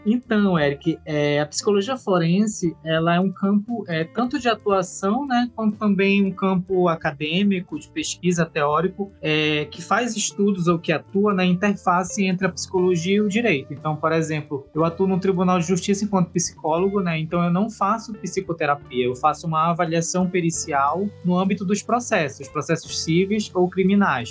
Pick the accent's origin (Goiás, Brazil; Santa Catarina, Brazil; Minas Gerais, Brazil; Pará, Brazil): Pará, Brazil; Abaetetuba; also born or lived in Portugal; eu sou paraense, eu nasci em Abaitetuba, um município no Pará, né? Vivo ainda aqui em Abaitetuba